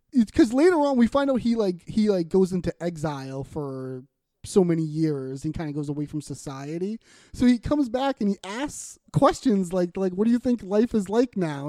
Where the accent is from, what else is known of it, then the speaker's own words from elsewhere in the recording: Boston, Massachusetts, United States; accent: Boston; we're from Boston. People have mentioned our Boston accents